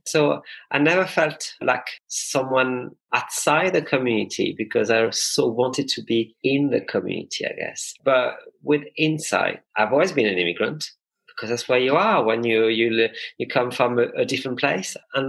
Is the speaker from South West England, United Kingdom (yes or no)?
yes; Bristol, South West England, United Kingdom; And when I say I'm from Bristol, they say, oh, yeah, but originally.